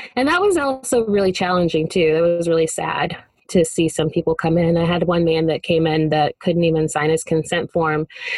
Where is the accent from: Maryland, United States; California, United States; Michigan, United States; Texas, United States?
Texas, United States; I am from Texas.